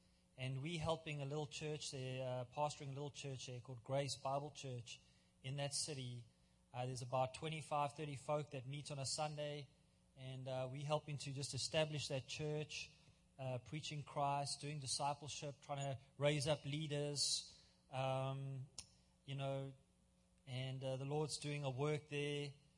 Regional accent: South Africa; also born or lived in California; now in Port Elizabeth, South Africa; I am from Africa. I'm a white African. I was born and raised in South Africa. And I'm a sixth generation, so can't get any other passport.

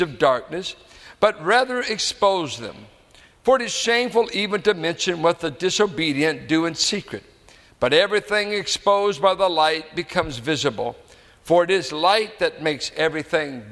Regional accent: United States; I am an American

